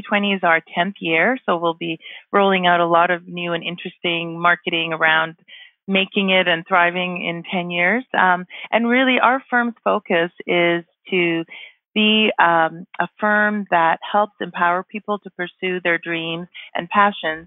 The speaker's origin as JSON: {"language": "English", "town": "Vancouver", "region": "British Columbia", "country": "Canada", "also_born_or_lived": "Toronto", "moved": "as an adult", "lives_now": "Calgary, Canada", "said": "I'm originally from Vancouver"}